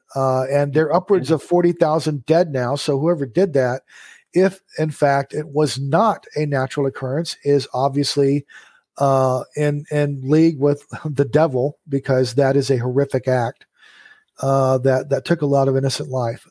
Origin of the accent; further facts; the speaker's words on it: United States; my nature as an American